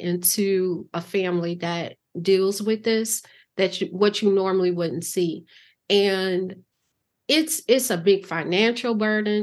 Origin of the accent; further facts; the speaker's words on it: Chicago, Illinois, United States; growing up in Chicago